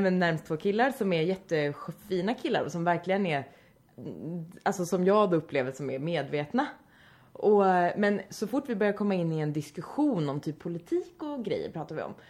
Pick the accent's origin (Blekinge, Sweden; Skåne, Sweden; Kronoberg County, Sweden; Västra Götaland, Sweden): Västra Götaland, Sweden; Vänersborg; någon liten småstad i Vänersborg där jag kommer ifrån